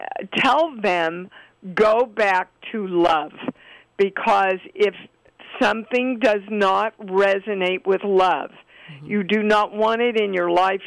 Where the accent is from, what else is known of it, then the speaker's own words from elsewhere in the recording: Kansas City, United States; my upbringing and being raised in Kansas City